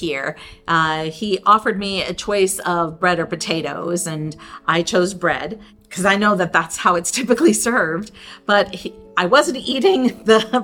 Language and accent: English; Cheektowaga, New York, United States; Growing up in Cheektowaga, which is a Polish suburb of Buffalo, New York